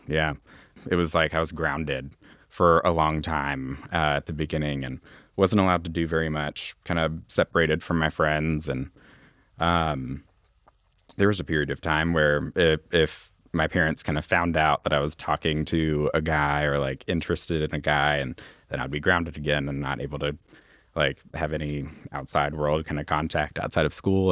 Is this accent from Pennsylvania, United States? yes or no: no; Louisville, Kentucky, United States; when we lived out over in Hikes Point. And then when I was four years old, we moved out uh, to J Town